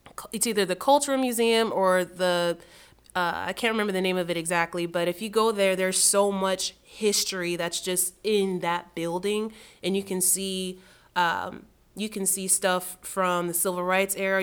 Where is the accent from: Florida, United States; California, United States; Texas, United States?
Florida, United States; Miami; moved away as an adult; also born or lived in Tallahassee, Florida; now in Raleigh, United States; I'm from Miami, Florida, born and raised